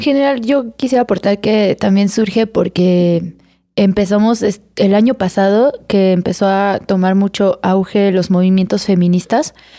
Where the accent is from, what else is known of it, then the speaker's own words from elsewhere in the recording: Irapuato, Guanajuato, Mexico; Irapuato, Guanajuato